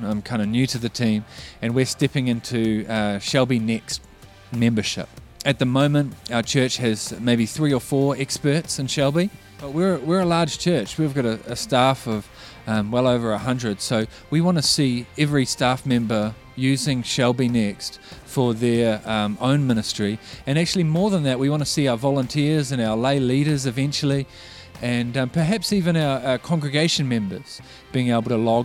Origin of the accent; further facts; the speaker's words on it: Auckland, New Zealand; I grew up in Auckland